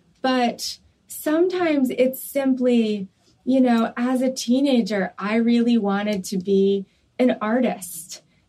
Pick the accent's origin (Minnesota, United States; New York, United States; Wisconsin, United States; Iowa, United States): New York, United States; I grew up in New York.